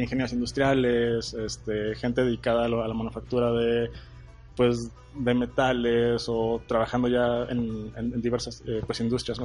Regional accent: Torreón, Coahuila, Mexico; yo soy de Torreón, eh, lagunero

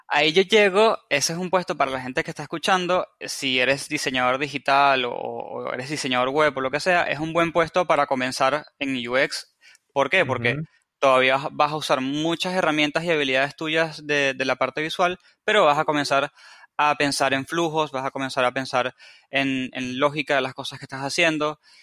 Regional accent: Venezuela; moved away as an adult; now in Argentina; soy de Venezuela y vivo en Argentina hace cuatro años. Así que si escuchan una mezcla de acentos y tonadas raras

